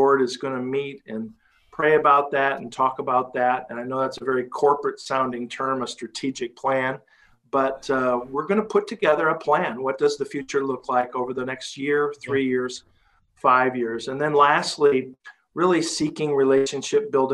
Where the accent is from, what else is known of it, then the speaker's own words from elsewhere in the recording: Cedar Rapids, Iowa, United States; this is my hometown. I grew up here. And, you know, I was the kid riding my bicycle down First Avenue